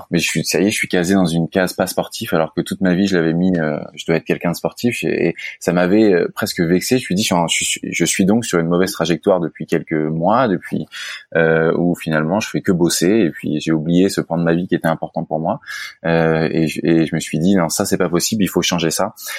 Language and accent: French; Versailles, Île-de-France, France; je suis né à Versailles, euh, Yvelines, euh, et euh, j'ai grandi à Versailles également.